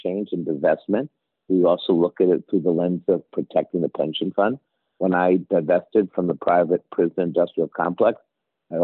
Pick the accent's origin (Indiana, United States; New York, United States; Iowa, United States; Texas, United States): New York, United States; New York City; growing up in Washington Heights back in the day